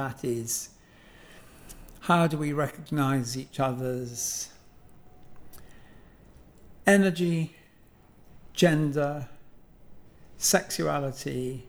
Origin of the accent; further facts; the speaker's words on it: London, United Kingdom; so I'm a Londoner, and I'm a Londoner as most people are Londoners who failed to leave. So it's hardly, you know, my family have been here for generations.